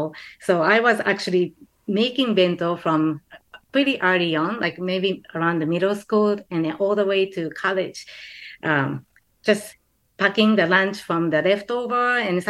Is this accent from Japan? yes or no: yes; Japan; moved away; So I grew up in Japan.